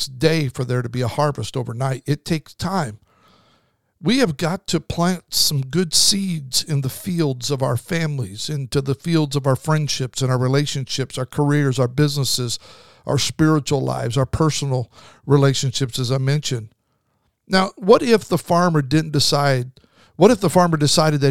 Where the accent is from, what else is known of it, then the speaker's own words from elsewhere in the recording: Idaho, United States; I grew up in Idaho, so usually there was snow